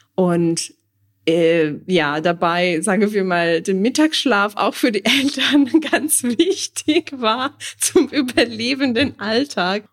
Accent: Italy; moved away

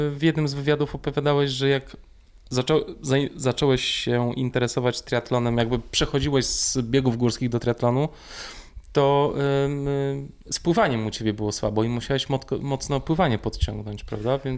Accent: Głuchołazy, Opole Voivodeship, Poland; Z Głuchołaz.

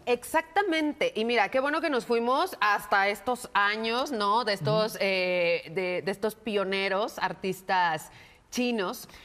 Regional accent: Mexico; nosotros como mexicanos

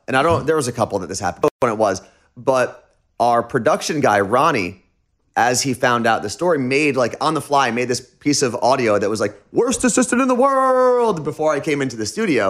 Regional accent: New Jersey, United States; moved away as an adult; now in Seattle, United States; when we moved to Seattle, because we're both originally from New Jersey, we made it a point to make Seattle our home when we got there.

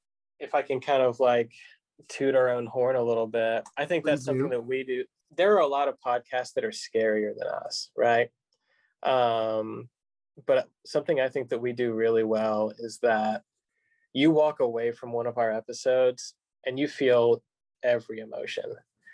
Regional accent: Kentucky, United States; I'm not from Lexington. I'm from a town about 30 minutes east of here.

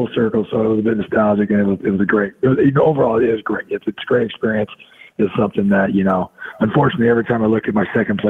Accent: Santa Clara, California, United States; I got to end my career, you know, where I grew up playing ball in Santa Clara, you know, in the Bay Area.

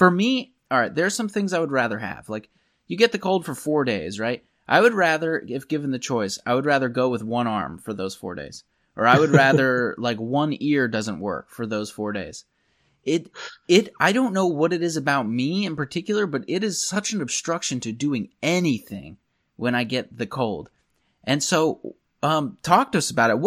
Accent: Pennsylvania, United States; accent: Pennsylvania; my Pennsylvania accent makes me combine every word in a sentence

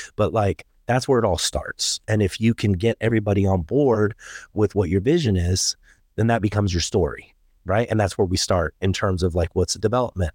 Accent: Germany; moved away; I grew up in Germany.

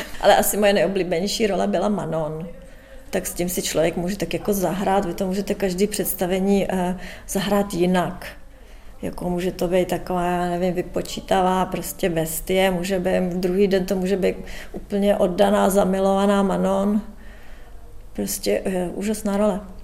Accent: Czechia; moved away as an adult; now in London, United Kingdom; Stále se cítím jako Češka, budu vždycky Češka.

